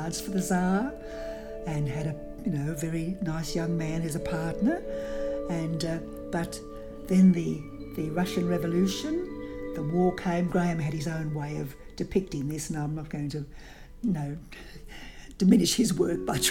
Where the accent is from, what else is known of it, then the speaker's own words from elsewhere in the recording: Australia; as an Australian girl growing up in the 1930s